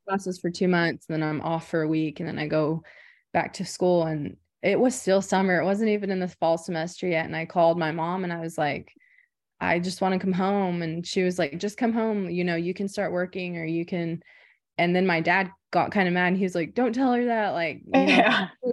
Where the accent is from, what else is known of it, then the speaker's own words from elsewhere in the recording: Anadarko, Oklahoma, United States; I'm from Anadarko, Oklahoma